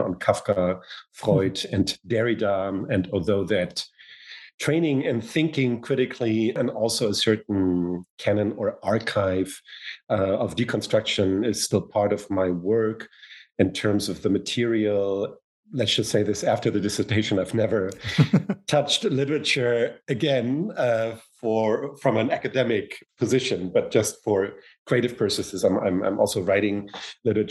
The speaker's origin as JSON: {"language": "English", "region": "Hamburg", "country": "Germany", "tie": "born or raised there", "also_born_or_lived": "United States", "moved": "as an adult"}